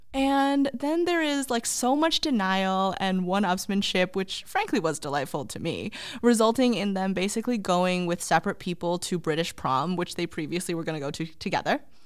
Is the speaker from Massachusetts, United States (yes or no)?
yes; Boston, Massachusetts, United States; we are from Boston